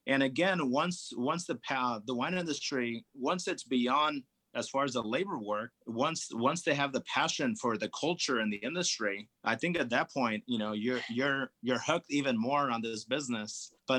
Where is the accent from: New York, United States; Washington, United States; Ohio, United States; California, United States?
California, United States; the thicker skin grapes that I grew up enjoying in Napa Valley